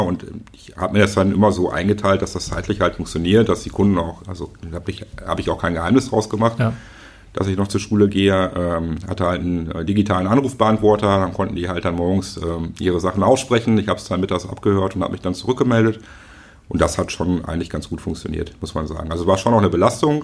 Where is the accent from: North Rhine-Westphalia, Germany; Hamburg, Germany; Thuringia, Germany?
North Rhine-Westphalia, Germany; Schöppingen; bin in Schöpping groß geworden